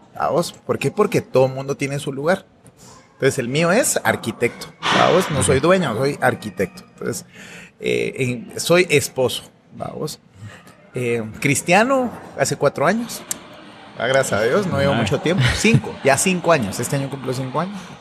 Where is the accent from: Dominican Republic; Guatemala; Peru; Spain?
Guatemala; soy un guatemalteco esposo